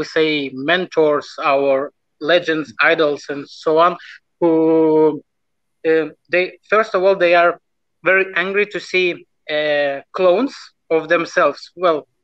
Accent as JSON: {"language": "English", "country": "Lithuania", "tie": "born or raised there", "second_language": "English", "said": "So I just born in Lithuania."}